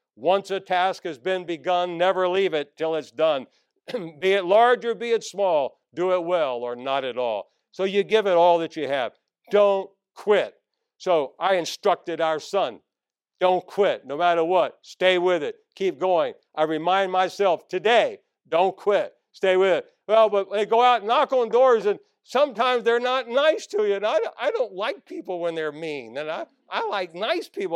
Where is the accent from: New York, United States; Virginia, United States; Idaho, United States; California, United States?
Virginia, United States; Northern; I grew up in Northern Virginia, right outside of Washington, D.C., right across the river.